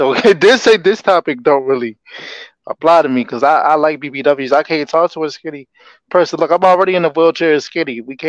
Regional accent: Charlotte, North Carolina, United States; now in Virginia, United States; I'm from Virginia, right? But I live in Virginia, but I'm from Charlotte.

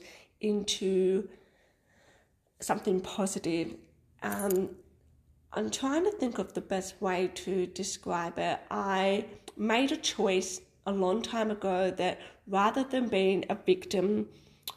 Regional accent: Melbourne, Victoria, Australia; moved away as an adult; now in Sunshine Coast, Australia; So we are a family that originated from Melbourne. We moved from Melbourne to the Sunshine Coast in Queensland, Australia, just over 2 years ago.

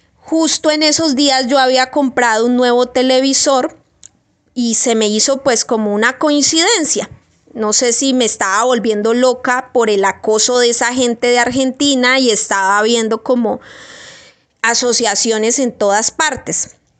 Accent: Colombia; Yo soy una pobre colombiana aquí, estrato 2

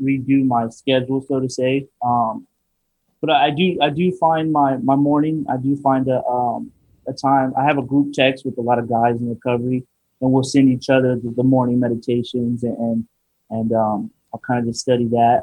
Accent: Riverside, California, United States

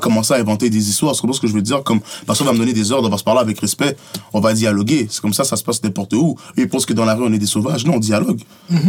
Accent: Montreal, Quebec, Canada; je suis né à Saint-Michel, comme je te dis, puis avant, je sortais jamais mon quartier

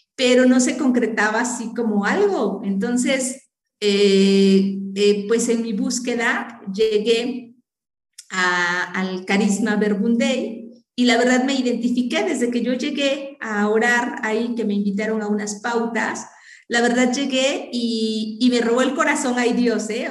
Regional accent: Maltrata, Veracruz, Mexico; moved away as an adult; also born or lived in Puebla; now in Huejotzingo, Mexico; en ese tiempo yo vivía en Maltrata, Veracruz, de allá era mi papá, entonces pues ahí vivíamos

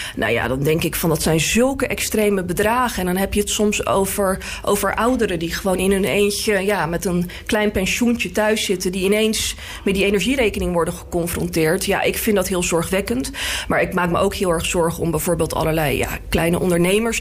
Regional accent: The Hague, South Holland, Netherlands; ik kom zelf uit Laak.

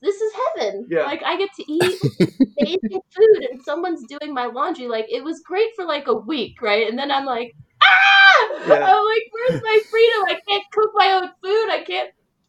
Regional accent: New York City, New York, United States; now in Saugerties, United States; I grew up in New York City. It was like New York City in the 80s

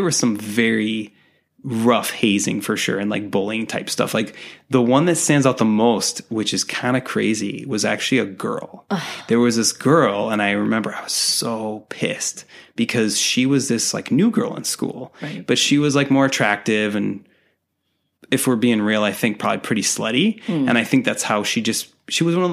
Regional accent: Dartmouth, Massachusetts, United States; accent: Boston; moved away; I'm from Dartmouth, Mass, originally.

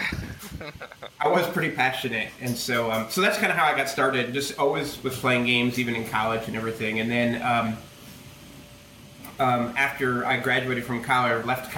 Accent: United States; as an American

